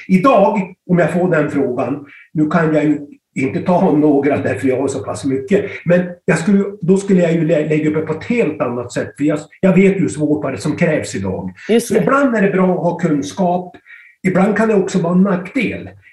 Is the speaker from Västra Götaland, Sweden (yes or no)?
no; Styrnäset, opposite Kramfors airport, Västernorrland County, Sweden; Jag är uppväxt i Styrnäsen, i Djuped rättare sagt, mitt emot Kramfors flygplats.